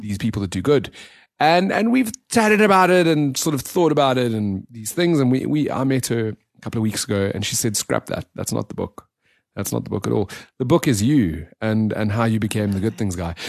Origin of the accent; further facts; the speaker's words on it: Johannesburg, Gauteng, South Africa; grew up in the south of Johannesburg